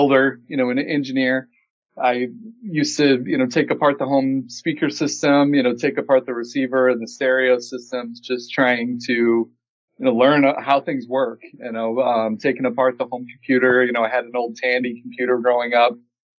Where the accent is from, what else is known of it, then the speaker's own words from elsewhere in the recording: Peoria, Illinois, United States; my hometown, Peoria, Illinois